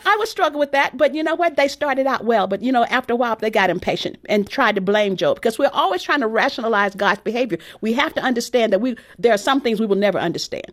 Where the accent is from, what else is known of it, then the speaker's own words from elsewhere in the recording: Texas, United States; my background growing up in Texas